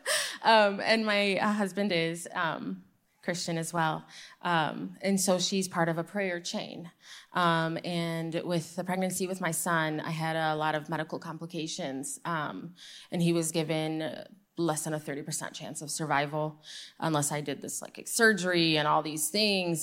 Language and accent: English; Michigan, United States; I'm from Michigan, uh, born and raised Muslim